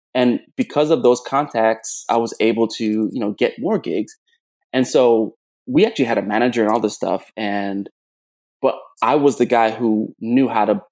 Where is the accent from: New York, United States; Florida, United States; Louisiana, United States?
Florida, United States; South; moved away as an adult; also born or lived in Jamaica; now in Chicago, United States; So I was born in Jamaica. I was raised in South Florida.